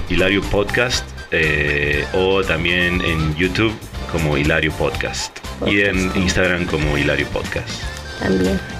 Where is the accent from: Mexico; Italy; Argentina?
Argentina; moved away as an adult; now in San Diego, United States; tengo 33 años, soy de Argentina. Llegué a vivir acá a San Diego hace 4 años